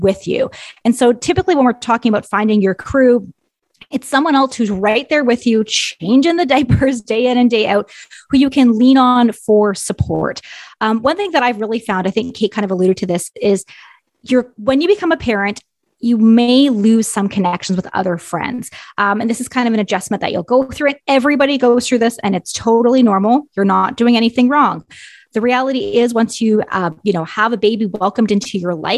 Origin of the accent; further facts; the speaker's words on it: Ontario, Canada; moved away; I am from Ontario originally. So most of my family and extended family still lives in Ontario